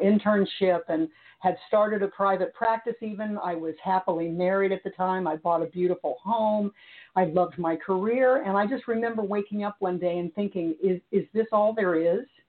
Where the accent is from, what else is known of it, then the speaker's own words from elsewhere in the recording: Missouri, United States; i was raised in Missouri